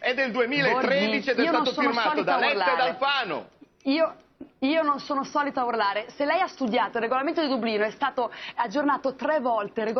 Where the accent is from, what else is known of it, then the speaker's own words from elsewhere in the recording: Rome, Lazio, Italy; so italiana, so romana, da Garbatella e dalla Magliana.